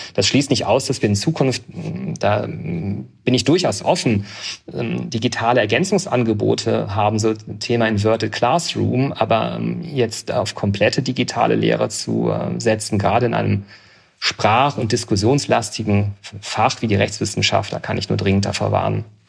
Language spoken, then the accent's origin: German; Aachen, North Rhine-Westphalia, Germany; moved away as an adult; also born or lived in Bonn; now in Augsburg, Germany; Ich bin in Aachen geboren und habe dann die nächste Universität genommen. Das war Bonn und bin aber nach vier Semestern gewechselt, weil ich noch zu nah an zu Hause war